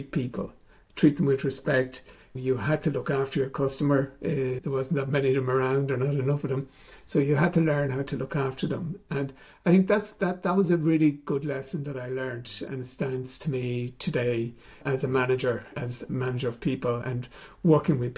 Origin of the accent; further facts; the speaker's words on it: Granard, Leinster, Ireland; accent: Longford; now in Dublin, Ireland; I come from a town called Granard in Longford. It's a lovely little town in the middle of farming community there